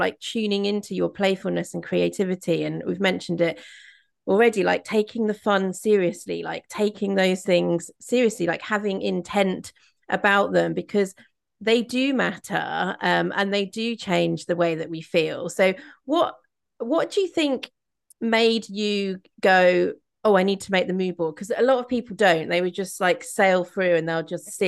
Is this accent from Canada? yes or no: no; Midlands, United Kingdom; moved away; I grew up in the Midlands, and there's like a real sort of style of like humor and banter up there